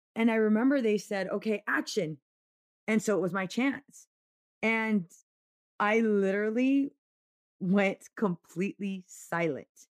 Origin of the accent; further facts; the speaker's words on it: Oceanside, California, United States; I grew up in Oceanside